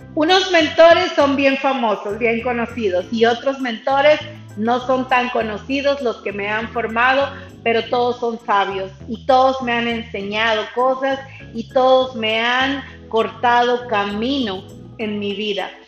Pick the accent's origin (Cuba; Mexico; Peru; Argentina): Mexico; now in Texas, United States; yo soy mexicana, radico en Estados Unidos, en Texas, he radicado aquí por muchos años de mi vida